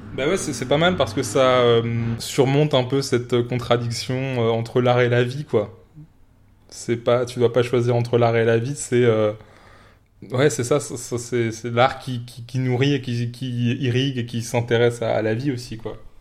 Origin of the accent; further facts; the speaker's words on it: France; en tant que français